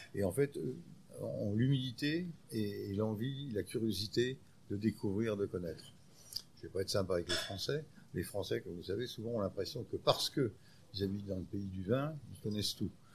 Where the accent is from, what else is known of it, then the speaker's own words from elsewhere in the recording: France; Chez nous, en France